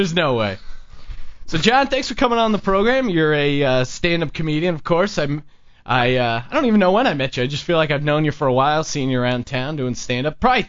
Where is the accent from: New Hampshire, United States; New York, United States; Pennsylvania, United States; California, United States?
Pennsylvania, United States; now in Los Angeles, United States; I'm from Pennsylvania.